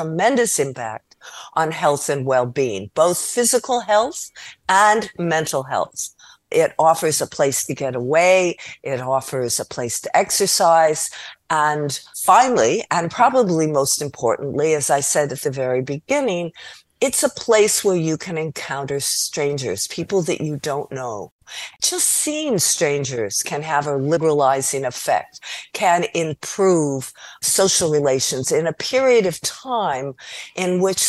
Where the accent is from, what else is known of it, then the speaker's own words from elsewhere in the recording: Los Angeles, California, United States; also born or lived in Costa Rica / Guatemala; I come from Los Angeles